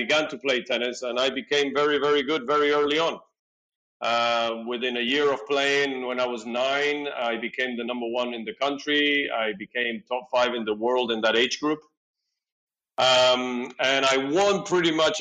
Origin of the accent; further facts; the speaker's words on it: Peru; now in Tel Aviv, Israel; I was born in South America, in Peru. I am the son of two Argentinian parents who happened to be in Peru working.